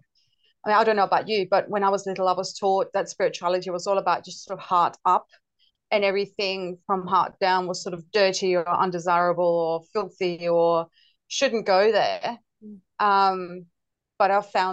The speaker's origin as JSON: {"language": "English", "country": "Denmark", "also_born_or_lived": "United Kingdom", "moved": "yes", "lives_now": "Australia", "said": "So I'm originally from Denmark and I lived in various European countries, including the UK. But I've lived in Australia since 97."}